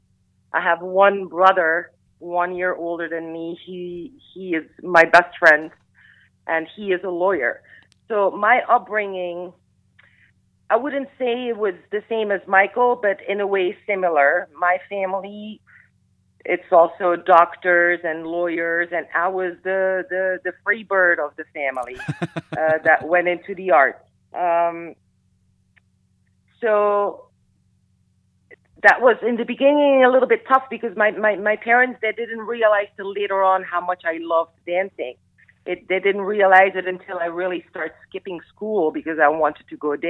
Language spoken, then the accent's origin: English; Flanders, Belgium; first language Flemish; English is a second language; moved away as an adult; now in Miami Beach, United States; my native tongue is Flemish. So Belgium is a very small country